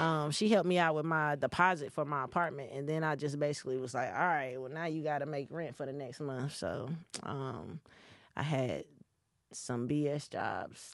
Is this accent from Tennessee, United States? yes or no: no; Gaffney, South Carolina, United States; moved away; also born or lived in Hampstead, North Carolina / Chapel Hill, North Carolina / Raleigh, North Carolina; I'm from Gaffney, South Carolina. A, okay. A really little town and I'm from Hampstead, North Carolina as well